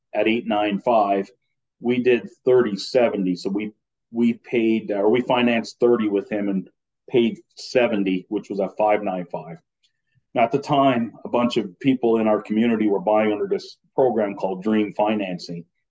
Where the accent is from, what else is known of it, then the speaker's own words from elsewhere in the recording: Newfoundland and Labrador, Canada; moved away; I'm originally from Newfoundland. Okay. So I grew up down there, North Atlantic winters on the Atlantic Ocean.